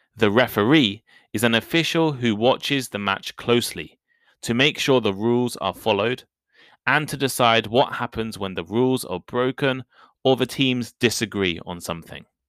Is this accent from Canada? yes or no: no; United Kingdom; accent: British English; I am British. And I also speak British English